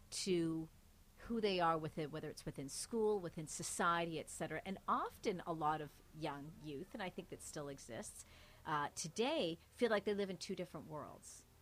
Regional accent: Mississauga, Ontario, Canada; My parents came here in the '70s, and growing up here, we were the only, as we would call it, you know, South Asian family, brown family that was living on our street, Mississauga.

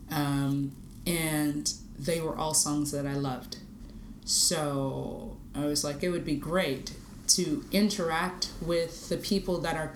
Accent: Toronto, Ontario, Canada; Like, no, I'm from Toronto.

